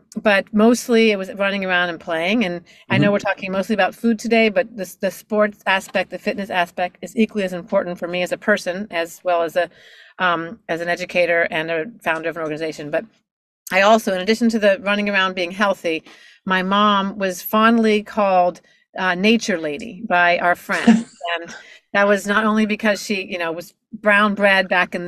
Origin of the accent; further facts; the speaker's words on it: Miami, Florida, United States; I'm born and raised in Miami, Florida, and actually my parents are from Pittsburgh